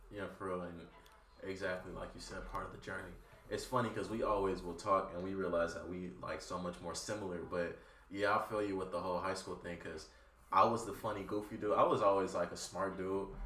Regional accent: Compton, California, United States; I'm from Compton too

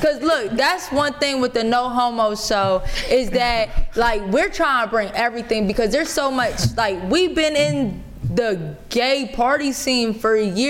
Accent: Pennsylvania, United States; moved away; No, I'm from Pennsylvania.

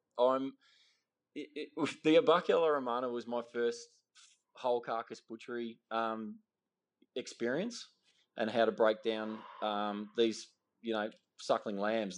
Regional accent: Ballarat, Victoria, Australia; I grew up in Western Victoria, in Ballarat. I'm one of four boys.

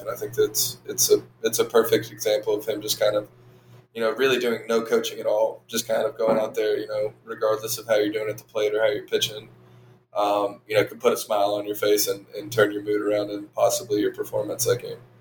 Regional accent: Savannah, Georgia, United States; also born or lived in Arlington, Texas; I was born and raised in Arlington, Texas. Um, we moved to the Savannah area when I was in fourth grade, so probably 10 ish years old. Um, lived around Savannah for the majority um, up until I left for college.

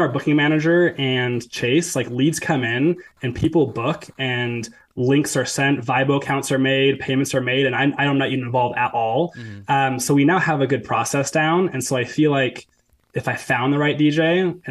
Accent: Ventura County, California, United States; now in Lehi, United States; I'm from Ventura County, California. So I grew up in Southern California. I now live in Lehi, Utah

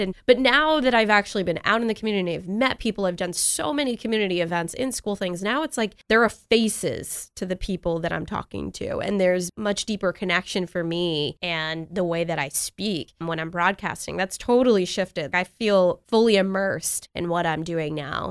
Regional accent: New York, United States; moved away; I grew up in New York. We had nor'easters

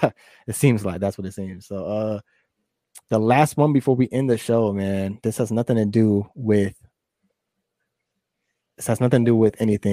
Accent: West Coast, United States; we're from the West Coast

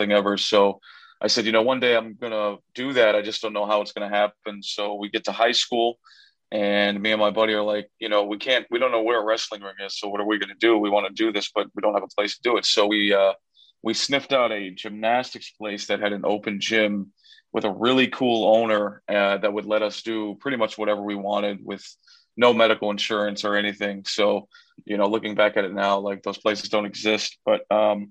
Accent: Chicago, Illinois, United States; an American luchador born and raised in Chicago, Illinois

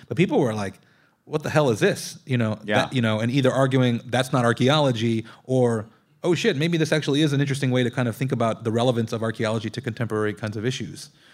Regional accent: Long Beach, California, United States; also born or lived in South Texas; Growing up in Long Beach

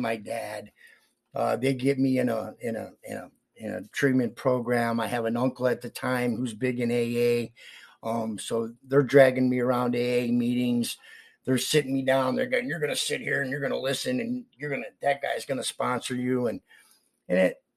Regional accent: Palmyra, New York, United States; moved away; also born or lived in Rochester, New York / Greece, New York; I grew up in Palmyra

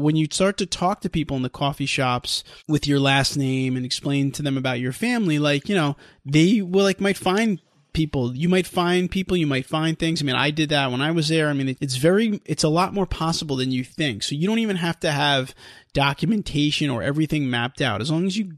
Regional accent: New York, United States; We're Italian Americans from New York

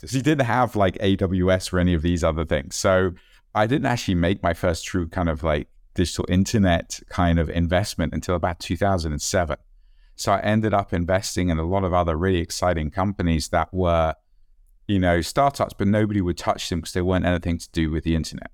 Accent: United Kingdom; being British

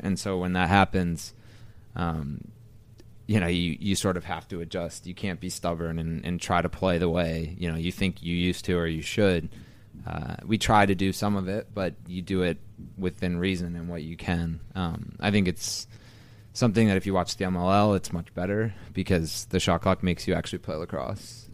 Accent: Skaneateles, New York, United States; I grew up in Ski House, New York, uh, in the Finger Lakes, about a half hour west of Syracuse

